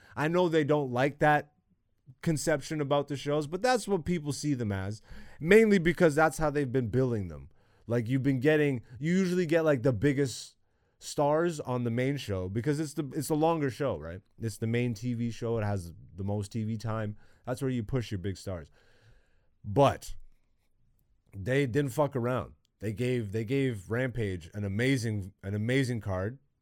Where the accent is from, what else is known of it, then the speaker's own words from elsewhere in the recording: Canada; me living in Canada and growing up in Canada